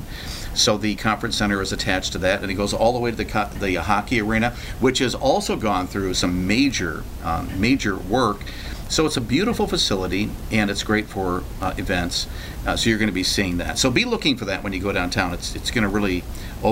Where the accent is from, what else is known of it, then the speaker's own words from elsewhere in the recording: Muskegon, Michigan, United States; my hometown of Muskegon